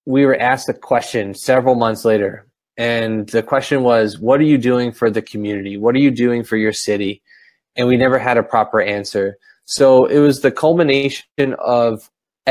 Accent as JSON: {"language": "English", "town": "Philadelphia", "region": "Pennsylvania", "country": "United States", "tie": "born or raised there", "moved": "yes", "lives_now": "Camden, United States", "said": "I was born and raised in Northeast Philadelphia"}